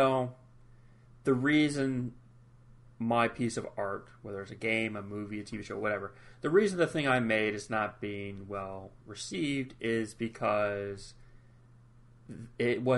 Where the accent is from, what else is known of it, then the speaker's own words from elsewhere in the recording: United States; I am American